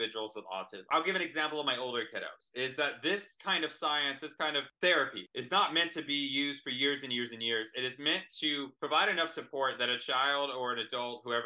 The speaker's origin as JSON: {"language": "English", "region": "Texas", "country": "United States", "said": "I'm from Texas"}